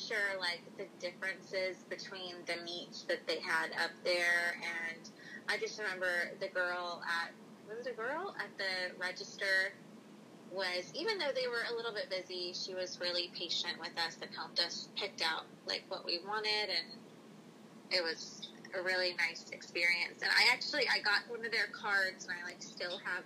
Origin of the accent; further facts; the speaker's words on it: the South, United States; we grew up in the South